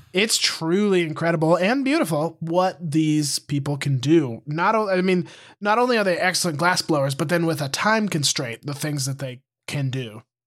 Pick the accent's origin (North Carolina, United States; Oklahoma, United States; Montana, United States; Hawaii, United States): Montana, United States; moved away as an adult; also born or lived in Missoula; I moved away from Montana